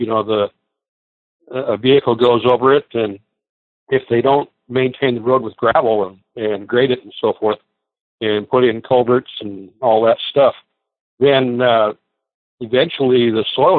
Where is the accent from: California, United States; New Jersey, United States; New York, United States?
California, United States; Los Angeles; I was born in Los Angeles. In fact, I was born in East Los Angeles.